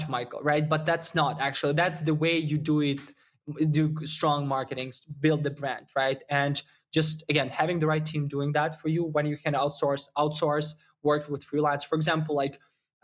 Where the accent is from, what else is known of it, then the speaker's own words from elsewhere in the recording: Ukraine; I'm originally from Ukraine, so you probably got the accent